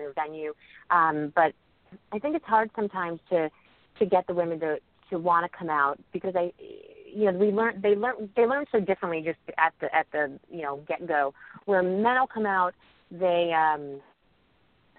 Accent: New Jersey, United States; also born or lived in Mobile, Alabama; I'm from New Jersey

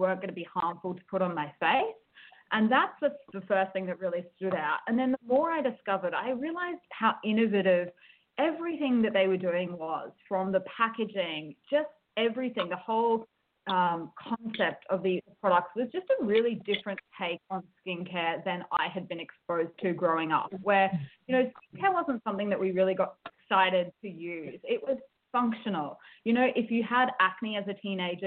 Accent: Australia; accent: Australian; moved away as an adult; also born or lived in United States; now in Seoul, South Korea; I'm an Australian living in Seoul, South Korea

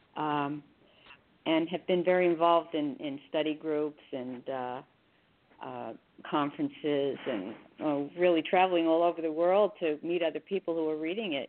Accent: Hackensack, New Jersey, United States; also born or lived in Newark, New Jersey / Teaneck, New Jersey; they moved to Hackensack, New Jersey, where I went through ninth grade.

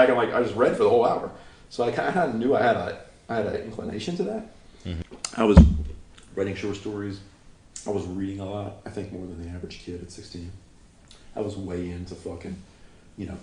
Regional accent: North Carolina, United States; moved away as an adult; also born or lived in Chicago; now in Los Angeles, United States; growing up in North Carolina, and I moved to a bigger town

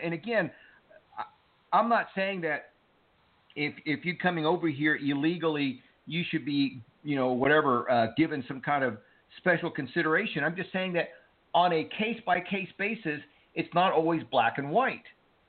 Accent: Cuba; now in United States; listen, I am an immigrant. My family and I came here from Cuba, and we were lucky.

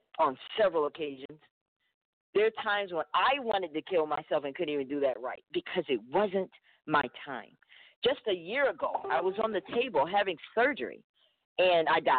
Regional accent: Alabama, United States; growing up in Alabama

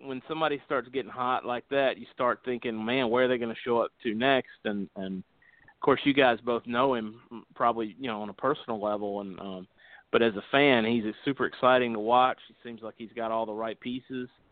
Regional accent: Covington, Georgia, United States; I grew up in Covington

